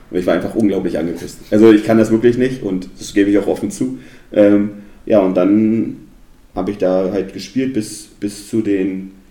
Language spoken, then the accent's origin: German; Suhl, Thuringia, Germany; Und ich sage immer, ich fahre meine Heimatstadt, wenn ich hinfahre.